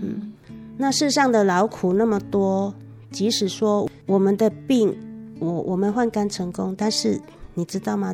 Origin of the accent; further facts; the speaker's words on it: Taiwan; 我们台湾人